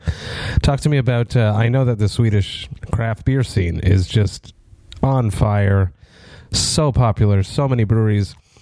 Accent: Montreal, Quebec, Canada; I'm from Montreal.

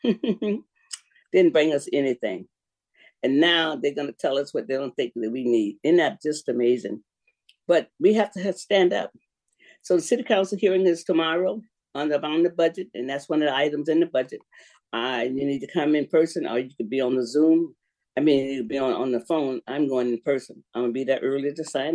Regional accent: Sanford, Florida, United States; now in Seattle, United States; We grew up together in Sanford, Florida, in Goldsboro

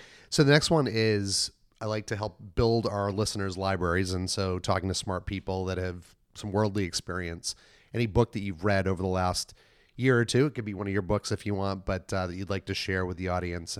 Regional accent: Maine, United States; I'm from Maine, so I know well.

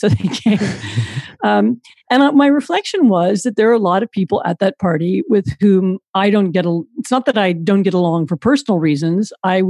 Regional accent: Washington, District of Columbia, United States; moved away as an adult; also born or lived in Poland; I'm American. I grew up in Washington, D.C. But after I graduated from college, I moved to Europe first to study

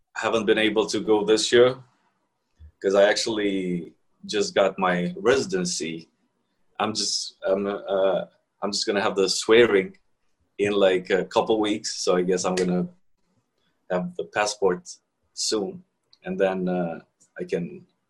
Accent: Kosovo; moved away as an adult; now in New York, United States; I'm from Kosovo originally, but I've been here for like ten years now, in New York.

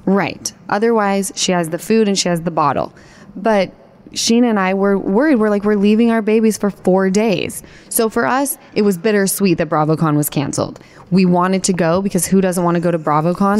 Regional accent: Utah, United States; now in Los Angeles, United States; We grew up in Utah together

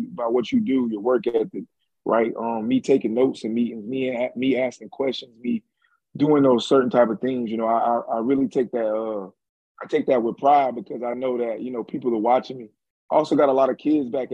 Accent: Jacksonville, Florida, United States; also born or lived in Orlando; I'm from Jacksonville

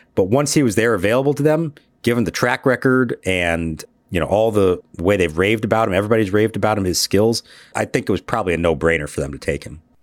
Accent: Phoenix, Arizona, United States; also born or lived in Pittsburgh; I was born in Pittsburgh, uh, and even though I grew up in Phoenix

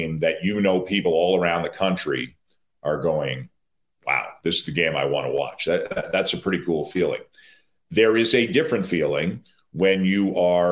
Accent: Toronto, Ontario, Canada; I grew up in Toronto

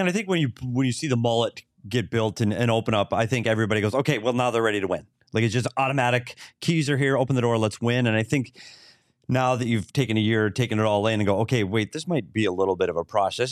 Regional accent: Bemidji, Minnesota, United States; my hometown, Bemidji

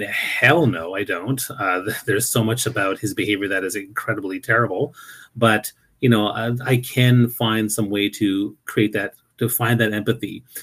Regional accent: New Brunswick, Canada; moved away; also born or lived in Toronto; I never really experienced that much racism uh, growing up in New Brunswick

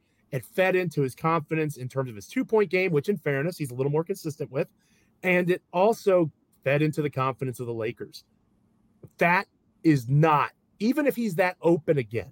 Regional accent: Washington, District of Columbia, United States; now in Richmond, Virginia, United States; I'm from Washington, D.C. I grew up a Washington Wizards fan.

